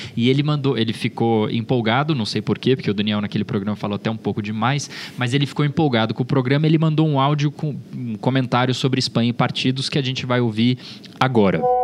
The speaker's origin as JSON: {"language": "Portuguese", "region": "São Paulo", "country": "Brazil", "tie": "born or raised there", "said": "Eu cresci no, no, na Zona Norte, inicialmente no Tucuruvi, depois, eh, eh, nos fundos de Santana, como a gente chamava"}